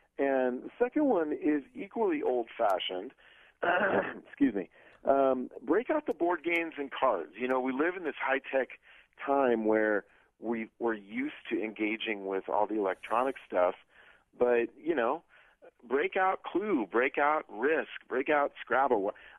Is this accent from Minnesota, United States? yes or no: no; Iowa, United States; I grew up in Iowa, so I know what that feels like.